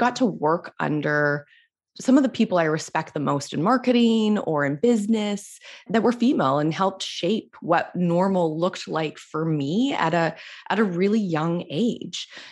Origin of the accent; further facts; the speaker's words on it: Canada; I'm Canadian